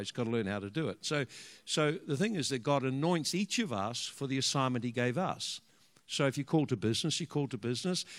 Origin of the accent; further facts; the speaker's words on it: Hawke's Bay, New Zealand; also born or lived in Dannevirke / Hastings; we come from uh, we come from the Hawke's Bay